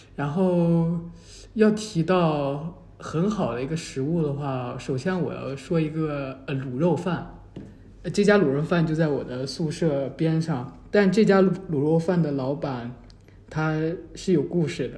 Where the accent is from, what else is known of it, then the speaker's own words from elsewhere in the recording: China; also born or lived in Taichung, Taiwan; 问我是不是大陆来的